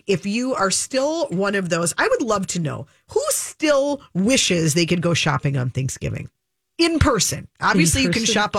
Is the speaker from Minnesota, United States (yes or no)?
yes; Minnesota, United States; I guess I'm a Minnesotan